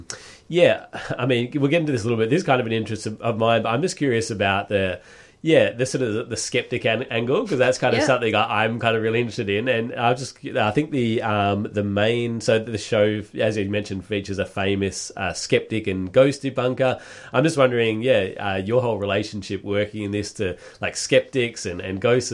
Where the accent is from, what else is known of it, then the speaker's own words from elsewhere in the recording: Perth, Western Australia, Australia; moved away; I'm from Perth originally